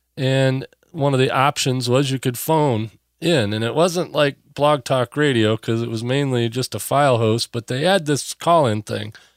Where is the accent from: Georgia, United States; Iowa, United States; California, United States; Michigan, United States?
Michigan, United States; Benzie County; moved away; I was from Benzie County over there in Lake Anne